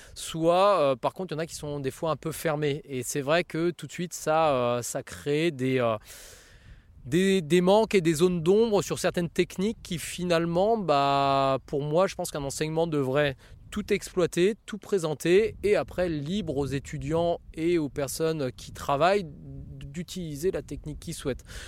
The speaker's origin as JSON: {"language": "French", "area": "Seine-et-Marne", "region": "Île-de-France", "country": "France", "tie": "born or raised there", "moved": "as an adult", "lives_now": "Auxerre, France", "said": "mon enfance en Seine-et-Marne"}